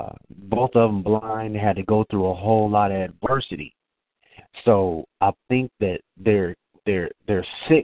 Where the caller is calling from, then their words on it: Marietta, Georgia, United States; I'm calling from Marietta, Georgia.